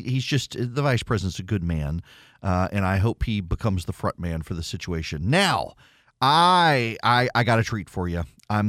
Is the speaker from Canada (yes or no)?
no; Dubai, United Arab Emirates; I grew up in Dubai in the 1980s, and of course, it was the American military that kept us safe during the Iran-Iraq War.